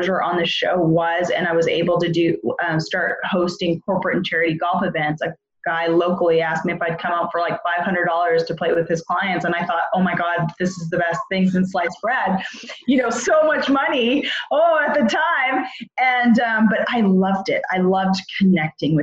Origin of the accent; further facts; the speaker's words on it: Edmonton, Alberta, Canada; I'm from Edmonton, Alberta, Canada